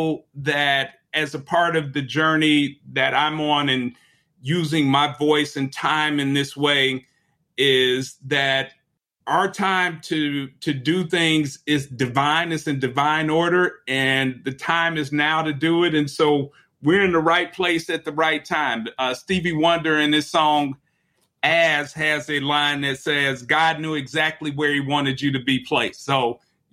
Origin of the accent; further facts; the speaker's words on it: United States; I'm an American citizen, a citizen of the United States